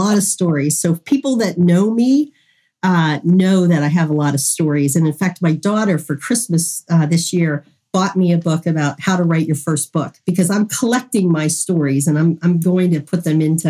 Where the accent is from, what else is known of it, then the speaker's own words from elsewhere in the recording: Western Pennsylvania, United States; I'm from Western Pennsylvania.